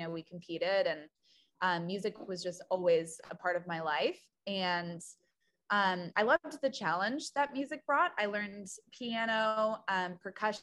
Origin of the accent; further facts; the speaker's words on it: Petoskey, Michigan, United States; moved away as an adult; also born or lived in Wisconsin; now in Nashville, United States; I grew up in a really small town, and the town that I grew up in was Petoskey, Michigan.